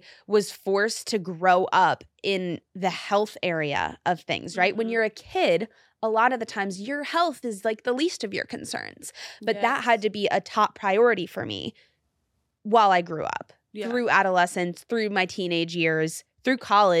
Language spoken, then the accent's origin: English; New York City, New York, United States; I'm a New Yorker, yes, so like, how could, yes, I not?